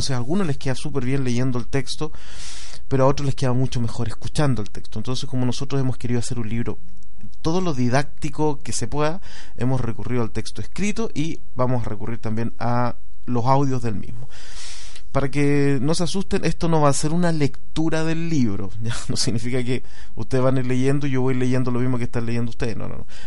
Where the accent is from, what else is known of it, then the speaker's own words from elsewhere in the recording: Valdivia, Los Ríos, Chile; born there; yo nací en Valdivia, es una ciudad en el sur de Chile.